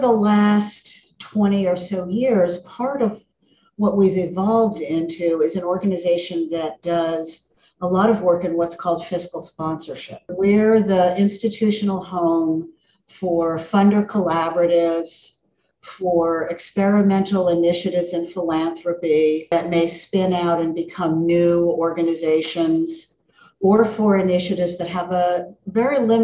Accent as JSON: {"language": "English", "town": "Miami", "region": "Florida", "country": "United States", "tie": "born or raised there", "said": "I grew up in Miami in the suburbs"}